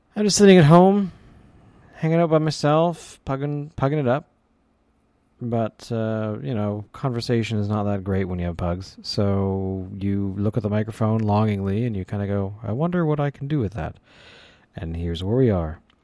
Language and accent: English; Canada; I'm from Canada